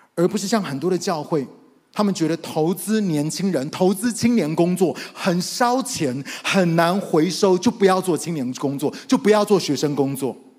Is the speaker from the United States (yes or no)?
yes; United States; moved away as an adult; also born or lived in Taiwan; now in Taipei, Taiwan; 因为我是在美国长大的